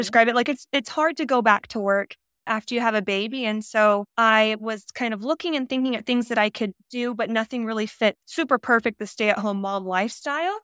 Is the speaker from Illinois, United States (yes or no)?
no; Northwest Arkansas, United States; moved away as an adult; also born or lived in Utah; now in Las Vegas, United States; I'm originally from Northwest Arkansas. I was born and raised there. I lived there till I was eighteen years old.